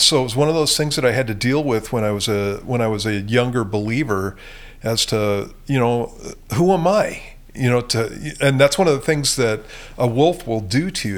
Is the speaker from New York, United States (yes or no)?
no; Southern California, United States; moved away; I grew up in Southern California, and that's where I got saved at.